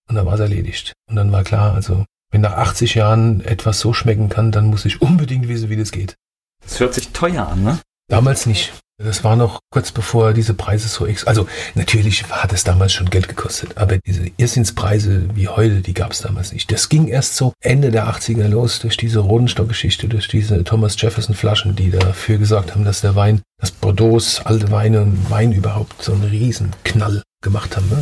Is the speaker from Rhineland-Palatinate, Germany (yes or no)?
yes; Ludwigshafen, Rhineland-Palatinate, Germany; born or raised there; accent: Palatinate (Pfälzisch); also born or lived in Mannheim / Heidelberg / Annweiler; now in Nierstein, Germany